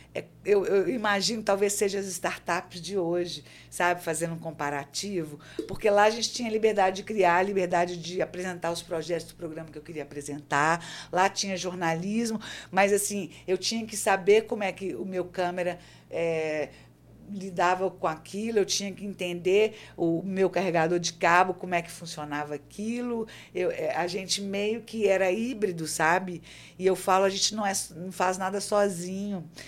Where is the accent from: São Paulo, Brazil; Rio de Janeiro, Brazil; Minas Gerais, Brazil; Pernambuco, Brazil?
Minas Gerais, Brazil; Belo Horizonte; moved away as an adult; now in João Pessoa, Brazil; eu sou de Belo Horizonte, né? E assim, há 12 anos eu estou aqui na Paraíba. É, sou mineira da Gema